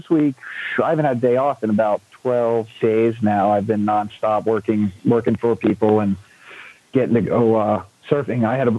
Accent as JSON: {"language": "English", "town": "Hollywood", "region": "Florida", "country": "United States", "tie": "born or raised there", "said": "Born and raised in Hollywood, Florida, right down between Fort Lauderdale and Miami."}